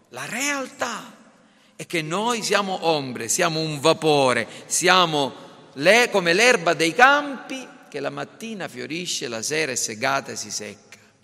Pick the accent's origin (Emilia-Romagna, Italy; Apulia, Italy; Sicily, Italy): Sicily, Italy; Caltanissetta; tradizioni religiose della nostra città